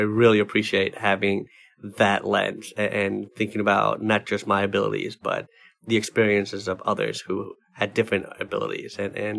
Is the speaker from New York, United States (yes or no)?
yes; New York City, New York, United States; that was going to pay me what I needed to live independently as a New Yorker with a disability.